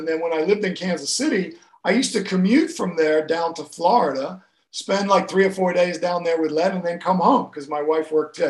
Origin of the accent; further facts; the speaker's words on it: Kenya; moved away as an adult; also born or lived in Gloucester, England; now in United States; in a town called Gloucester, which is in England, but I left when I was very young, 6 months old, and I grew up in Kenya in Africa, and I grew up all over Africa. And then I came to America to play college golf and soccer back in the early 80s.